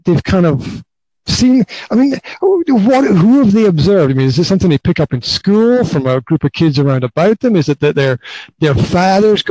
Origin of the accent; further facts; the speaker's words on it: Highlands of Scotland, United Kingdom; now in Banská Bystrica, Slovakia; Originally, I am from the Highlands of Scotland